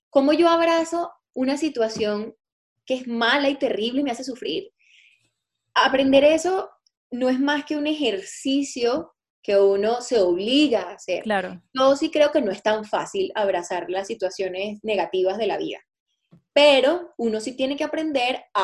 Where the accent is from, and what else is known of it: Venezuela; moved away as an adult; now in Colombia